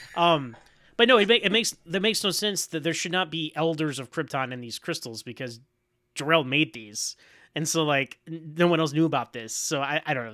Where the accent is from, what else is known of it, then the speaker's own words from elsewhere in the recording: United States; As an American